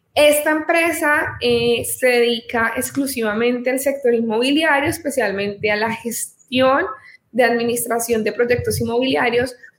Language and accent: Spanish; Colombia; soy colombiana, tengo 28 años, soy abogada en, este país